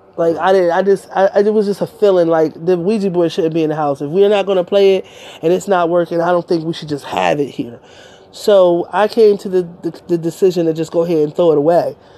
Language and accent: English; Delaware, United States; I'm from Delaware